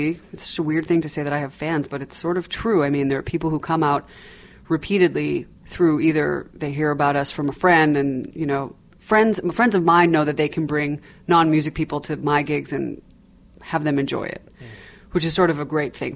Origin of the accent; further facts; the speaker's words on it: Toronto, Ontario, Canada; now in New York, United States; I grew up in Toronto, Ontario, Canada